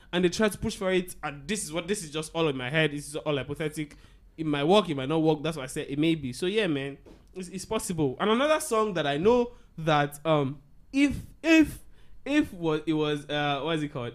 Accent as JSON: {"language": "English", "town": "Agege", "region": "Lagos", "country": "Nigeria", "tie": "born or raised there", "said": "I grew up in Agege"}